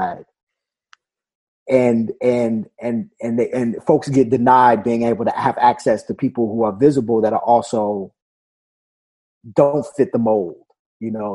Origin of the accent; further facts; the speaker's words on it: Washington, District of Columbia, United States; When I was growing up in Washington, D.C.